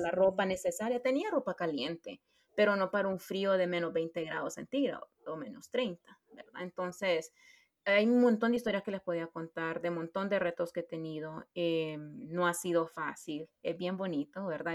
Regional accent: Honduras; moved away as an adult; yo siempre sentí de que no iba a regresar a Honduras en el sentido de vivir

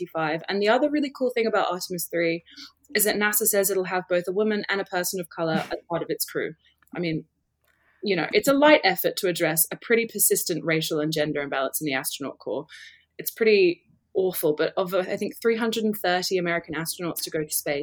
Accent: England, United Kingdom; moved away; I'm from England originally

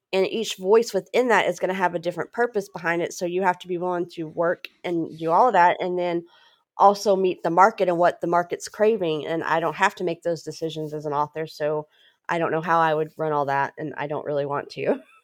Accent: Louisiana, United States; moved away as an adult; also born or lived in Texas / New Hampshire; I was born in Texas. My family moved to Louisiana in eighty-eight

